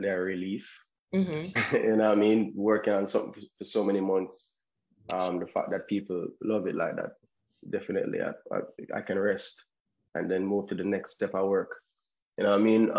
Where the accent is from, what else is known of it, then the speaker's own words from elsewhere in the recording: Kingston, Jamaica; I'm an artist from Kingston, Jamaica